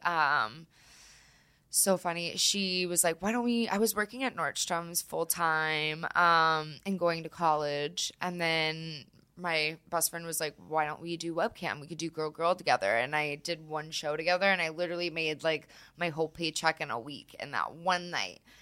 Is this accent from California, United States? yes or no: yes; California, United States; also born or lived in Florida; now in Colorado, United States; I'm from California, but, and then I lived in Florida for a little bit